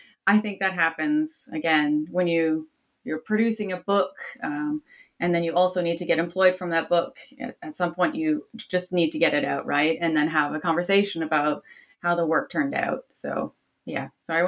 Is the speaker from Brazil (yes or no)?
no; Canada; He was also Canadian, so I'm Canadian by origin.